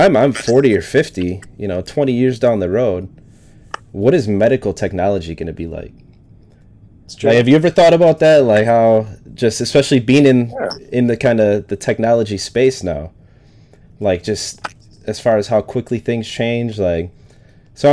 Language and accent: English; Wisconsin, United States; moved away; I'm originally from Wisconsin